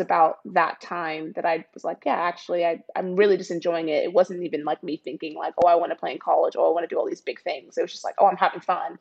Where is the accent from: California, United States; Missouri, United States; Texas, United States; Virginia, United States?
Texas, United States; Dallas; moved away; I grew up in Dallas, Texas